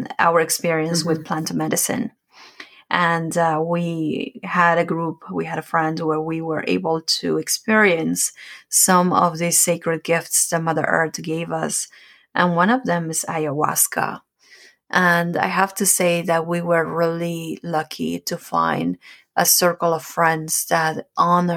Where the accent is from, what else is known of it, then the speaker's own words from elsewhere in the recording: Peru; moved away; I'm from Peru, so ayahuasca is something that we know about, that we do it